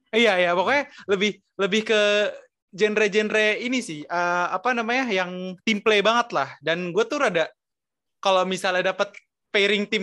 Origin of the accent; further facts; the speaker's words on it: Jakarta, Indonesia; born there; gue lahir di Jakarta 2002